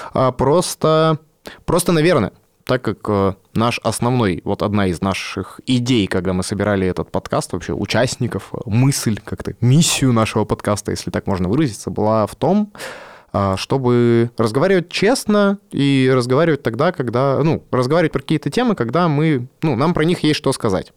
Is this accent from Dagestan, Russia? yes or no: no; Yekaterinburg, Sverdlovsk Oblast, Russia; also born or lived in Omsk; Я э, родился в Омске, почти всю жизнь прожил в Екатеринбурге.